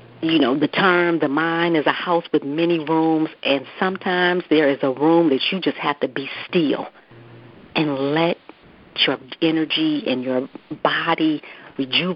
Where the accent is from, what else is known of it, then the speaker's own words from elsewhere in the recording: Detroit, Michigan, United States; Yes, I am, born and raised.